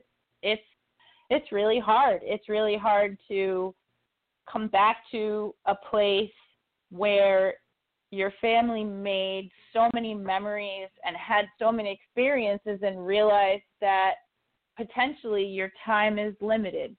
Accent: Walpole, New Hampshire, United States; moved away; growing up in New Hampshire

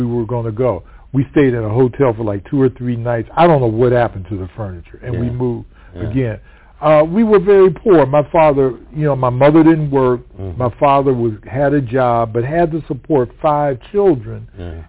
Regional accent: Cleveland, Ohio, United States; also born or lived in Pittsburgh, Pennsylvania; I was born in Cleveland. I'm in Pittsburgh, rather. But my parents were waiting to have me so that they could move to Cleveland

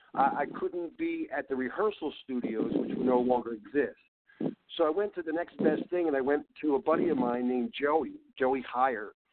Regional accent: Philadelphia, Pennsylvania, United States; I'm from Philly.

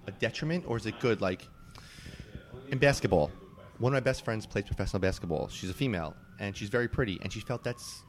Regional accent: New York, United States; I grew up in New York.

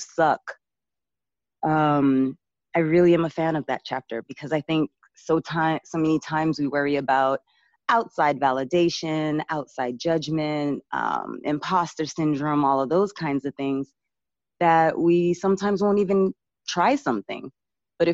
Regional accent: Boston, Massachusetts, United States; moved away as an adult; also born or lived in New York; I grew up in Boston and came to school in New York to study acting at NYU

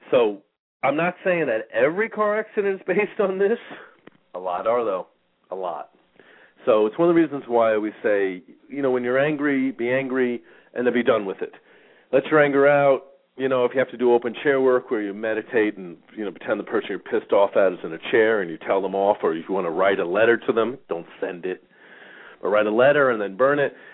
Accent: New York, United States; I grew up in New York. We learned defensive driving anyway.

